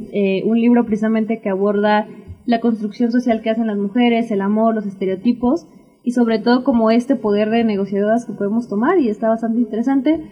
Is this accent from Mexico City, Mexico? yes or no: no; Oaxaca, Mexico; also born or lived in United States; Yo nací en Estados Unidos, pero pues, fue nada más nací y me regresé por acá. de nacimiento en Estados Unidos, pero de sangre Oaxaqueñísima